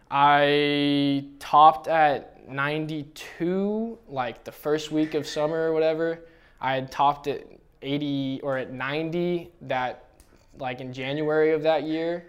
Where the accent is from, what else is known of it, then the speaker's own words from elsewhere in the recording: Bay Area, California, United States; I'm born and raised in the Bay Area